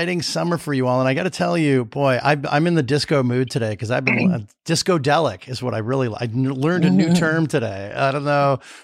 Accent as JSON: {"language": "English", "region": "California", "country": "United States", "tie": "born or raised there", "also_born_or_lived": "New York", "moved": "as an adult", "said": "I grew up in California, but I originally came there to do grad work at NYU."}